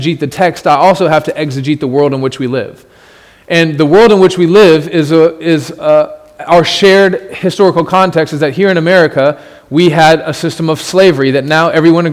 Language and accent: English; United States; as an American who lives in a country where everyone agrees that slavery is evil